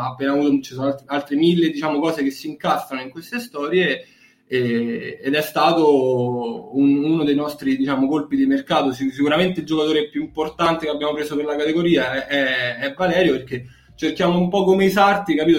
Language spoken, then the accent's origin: Italian; Bracciano, Lazio, Italy; Sono di Bracciano, che è un paesino a nord di Roma, facevo su e giù perché non, all'epoca non stavo in foresteria.